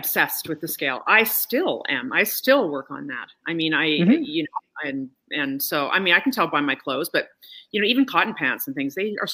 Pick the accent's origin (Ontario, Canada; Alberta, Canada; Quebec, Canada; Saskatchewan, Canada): Alberta, Canada; Calgary; moved away as an adult; I'm also Canadian and from Calgary, and so it was a big move to come here.